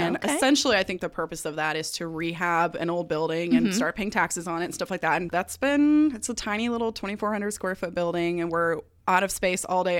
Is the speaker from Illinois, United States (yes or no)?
no; Denver, Colorado, United States; moved away as an adult; also born or lived in Atlanta; I was born in Denver, Colorado. Ooh. 32 years ago.